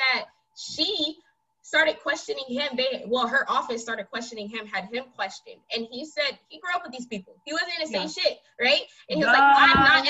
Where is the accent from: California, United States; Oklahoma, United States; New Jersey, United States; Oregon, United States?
California, United States; Stockton; where I'm from Stockton